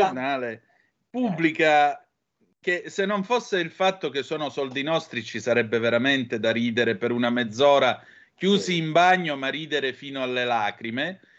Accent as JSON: {"language": "Italian", "region": "Calabria", "country": "Italy", "said": "dalle nostre parti"}